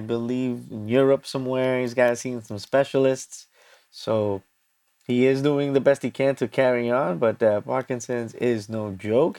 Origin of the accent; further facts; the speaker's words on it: New York City, New York, United States; I'm from New York City